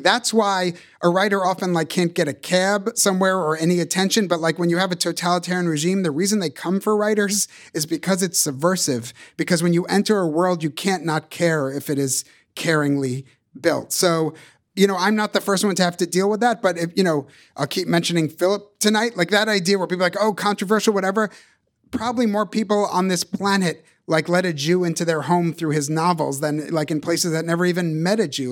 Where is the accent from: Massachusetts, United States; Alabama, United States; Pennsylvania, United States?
Massachusetts, United States; Boston; accent: Boston; The only accents I ever heard are Boston.